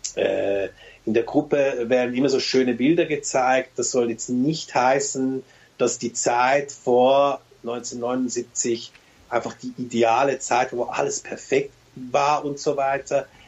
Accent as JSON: {"language": "German", "country": "Switzerland", "also_born_or_lived": "Turkey", "said": "ich sehe mich als Schweizer"}